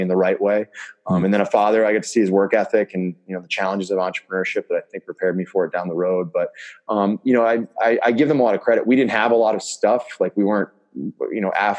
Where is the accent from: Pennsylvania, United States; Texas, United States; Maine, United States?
Maine, United States; Southern; I was born in Southern Maine, actually. I was nowhere near Chicago.